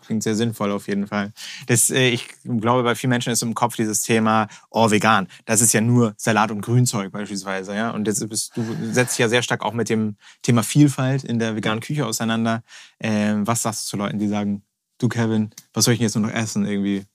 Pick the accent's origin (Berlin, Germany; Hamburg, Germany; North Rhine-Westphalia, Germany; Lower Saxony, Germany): Hamburg, Germany; als echter Hamburger